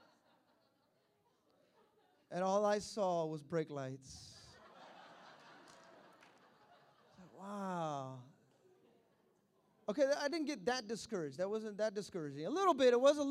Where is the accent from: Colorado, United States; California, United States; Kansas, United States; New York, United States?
California, United States; Hayward; I'm from Hayward